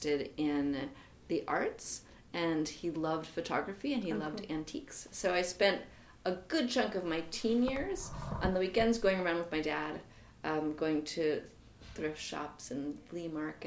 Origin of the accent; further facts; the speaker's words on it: New York City, New York, United States; When I was a kid growing up in New York City